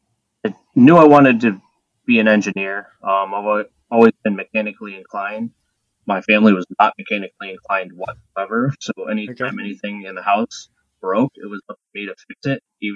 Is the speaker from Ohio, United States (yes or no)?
yes; Cleveland, Ohio, United States; moved away as an adult; also born or lived in Indiana / South Carolina; now in Detroit, United States; I grew up in Cleveland, went to high school there.